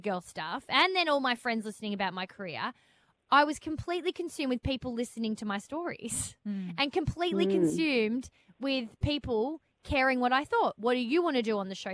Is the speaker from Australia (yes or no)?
yes; Melbourne, Victoria, Australia; I was back in Melbourne, my hometown